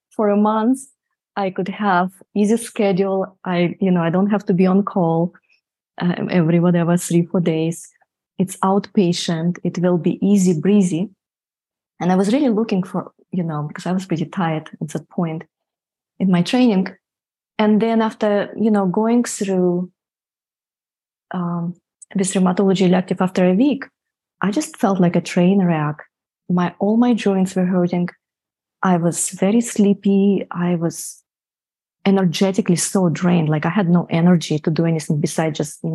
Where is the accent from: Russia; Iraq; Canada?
Russia; Siberia; moved away as an adult; I grew up in Siberia, so I went to medical school in Siberia